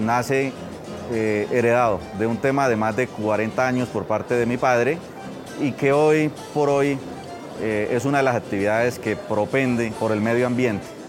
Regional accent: Mogotes, Santander, Colombia; venimos del municipio de Mogotes, departamento de Santander

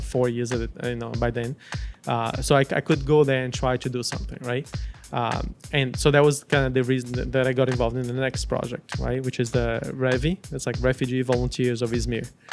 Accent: Brazil; also born or lived in United States; now in Montreal, Canada; I grew up in Brazil

